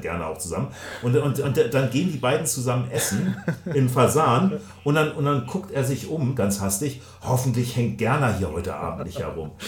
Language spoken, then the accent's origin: German; Hamburg, Germany; als Hamburger